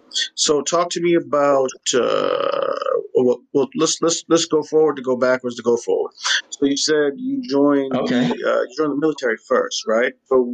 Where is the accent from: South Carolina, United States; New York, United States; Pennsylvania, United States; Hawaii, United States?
New York, United States; New York City; I grew up in Harlem